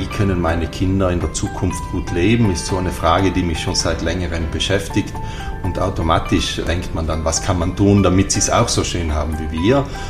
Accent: Ritten, Trentino-Alto Adige, Italy; ich bin hier am Ritten aufgewachsen

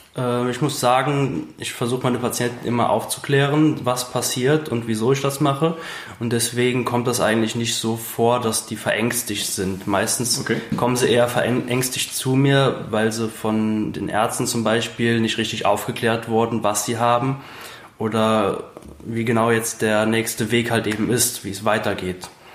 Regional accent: Briedel, Rhineland-Palatinate, Germany; Ich komme aus Bredel, das ist direkt bei Zell an der Mosel

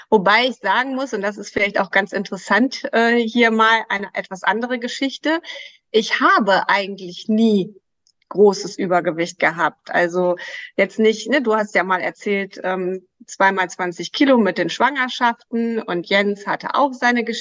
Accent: Krefeld, North Rhine-Westphalia, Germany

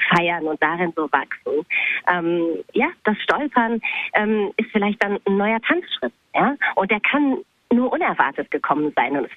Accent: Bochum, North Rhine-Westphalia, Germany; born there; ich bin in Bochum geboren, aber ich war da eigentlich nie.

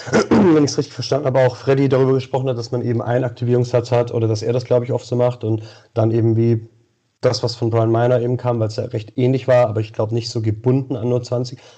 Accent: Xanten, North Rhine-Westphalia, Germany; Äh, Xanten, Nordrhein-Westfalen, Niederrhein.

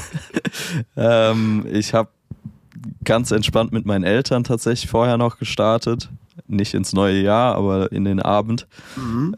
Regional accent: Germany; bei uns in Deutschland

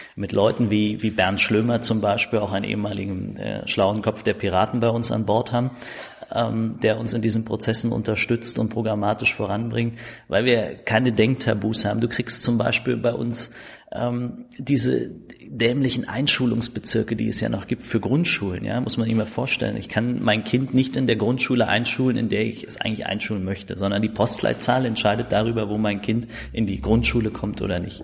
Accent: Berlin, Germany; accent: Berlin dialect; also born or lived in Steglitz-Zehlendorf, Berlin; Aufgewachsen in Marzahn-Hellersdorf mhm. ähm, und auch da groß geworden, zur Schule gegangen

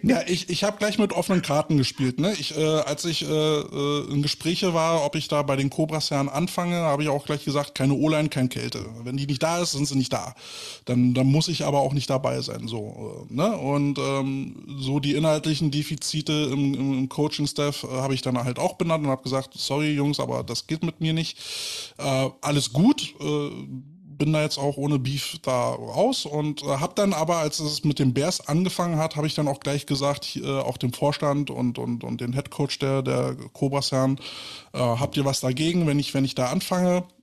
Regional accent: Berlin, Germany; als Berliner

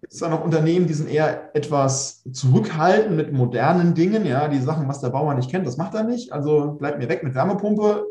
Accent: Pfungstadt, Hesse, Germany; also born or lived in Darmstadt; groß geworden in, äh, in Funkstadt

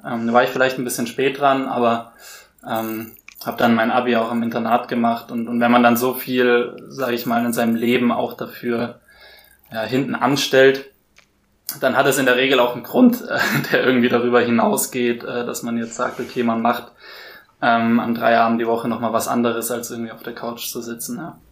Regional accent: Würzburg, Bavaria, Germany; moved away; also born or lived in Hamburg; ich bin in Würzburg aufgewachsen

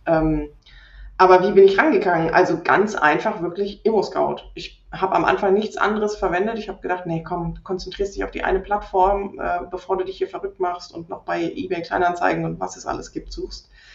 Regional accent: Rhineland, Germany; moved away as an adult; now in Leipzig, Germany; ich komme allerdings ursprünglich aus dem Rheinland, bin dort aufgewachsen

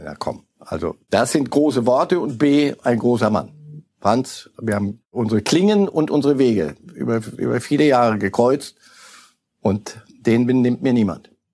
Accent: Zurich, Switzerland; wir als Zürcher

